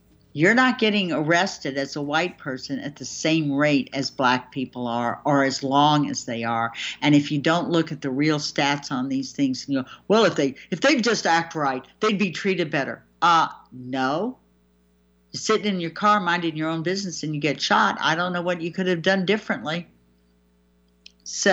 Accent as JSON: {"language": "English", "country": "United States", "said": "as an American"}